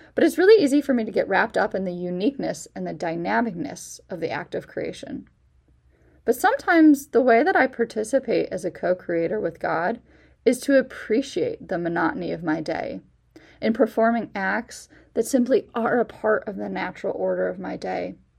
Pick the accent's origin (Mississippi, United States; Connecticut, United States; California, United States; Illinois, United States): Illinois, United States; Chicago suburbs; moved away as an adult; now in Dayton, United States; I'm originally from the Chicago suburbs